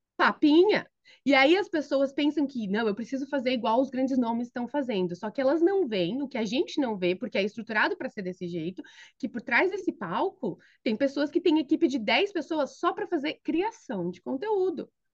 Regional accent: São Paulo, Brazil; moved away as an adult; also born or lived in Philadelphia area, United States; now in Philadelphia, United States; eu sou paulista da Gema, Uh, cresci e me criei em São Paulo

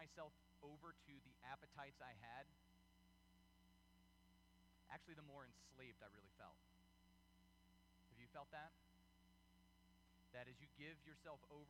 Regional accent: United States; we're Americans. This is America

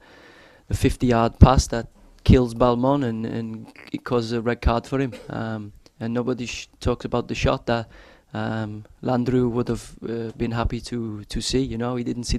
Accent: England, United Kingdom; I'm English

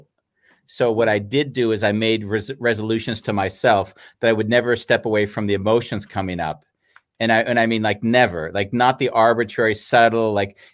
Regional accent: San Fernando Valley, California, United States; born or raised there; moved away as an adult

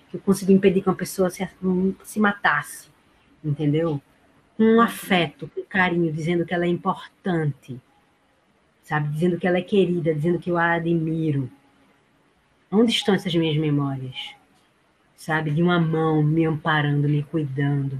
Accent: Paulista, Pernambuco, Brazil; na minha cidade natal paulista

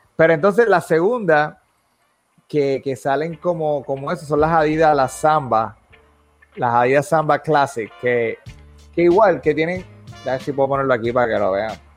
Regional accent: Puerto Rico; now in United States; nosotros como puertorriqueños

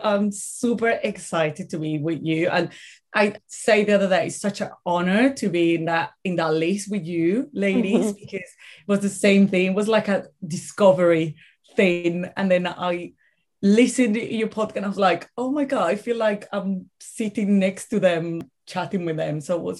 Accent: Caracas, Capital District, Venezuela; English is a second language; moved away as an adult; now in United Kingdom; I'm originally from Venezuela. I grew up there, went to university, did all the things.

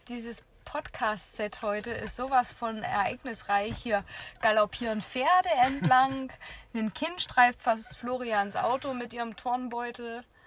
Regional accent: Jena, Thuringia, Germany; ich habe in meiner Jugend einfach hier in Jena Tennis äh, gespielt

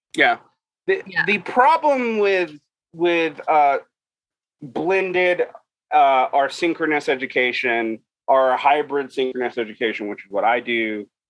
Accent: Utah, United States; my home state of Utah

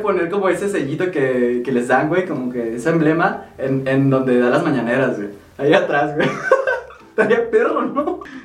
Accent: Mexico

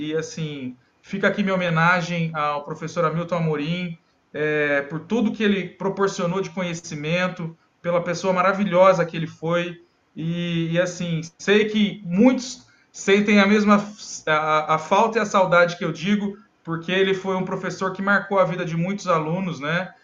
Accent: Cássia, Minas Gerais, Brazil; moved away as an adult; also born or lived in Presidente Prudente, São Paulo; now in Amapá, Brazil; eu sou mineiro de Cássia, Minas Gerais

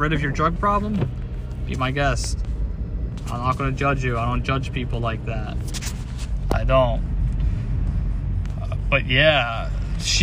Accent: United States; as an American

